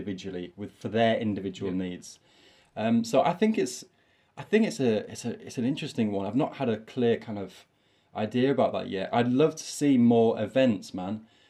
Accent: York, Yorkshire and the Humber, United Kingdom; I'm from York. This is my little city that I'm from in the north of England

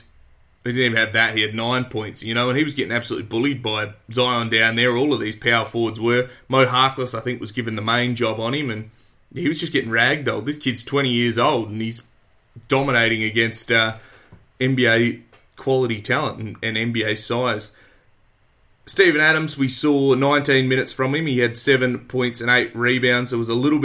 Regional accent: Australia; I'm an Aussie

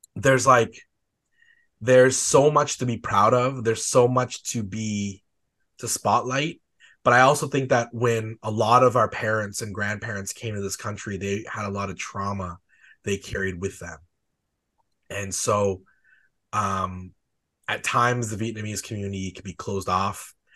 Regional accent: Calgary, Alberta, Canada; like me

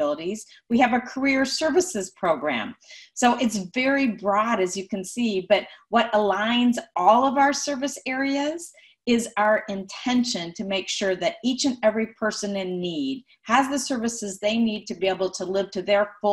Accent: Minnesota, United States; moved away as an adult; now in Atlanta, United States; I'm from Minnesota. I'm a third generation Minnesotan

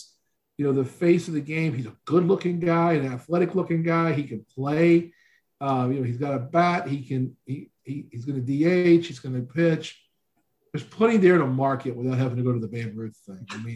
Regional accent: Southeast, United States; I grew up in the Southeast

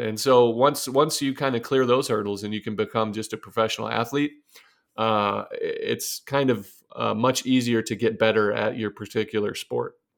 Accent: Arcadia, Ohio, United States; moved away as an adult; also born or lived in Dayton, Ohio / New York; I'm from Arcadia, Ohio, Northwest Ohio

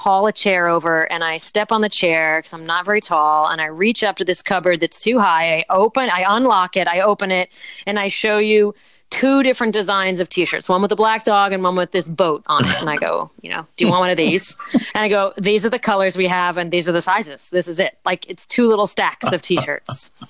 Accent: Martha's Vineyard, Massachusetts, United States; I'm a townie from Martha's Vineyard.

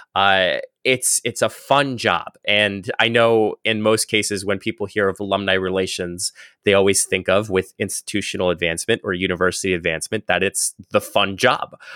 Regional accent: northeast Pennsylvania, United States; I was born in, uh, the northeast of Pennsylvania. So if anybody has a map, uh, of Pennsylvania, I was literally born in the top right-hand corner of the state

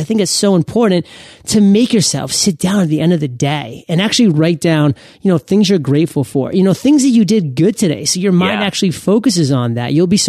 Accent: Maine, United States; Hey, I'm from Maine. I'm one generation removed from Canada.

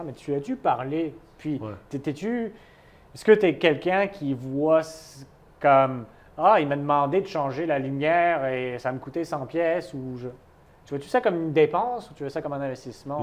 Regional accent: France; moved away as an adult; also born or lived in United States; now in Montreal, Canada; j'ai quitté la France

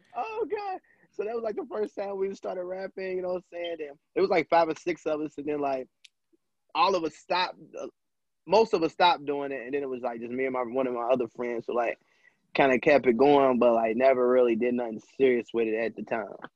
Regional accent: Lexington, United States; where I'm from like from Lexington

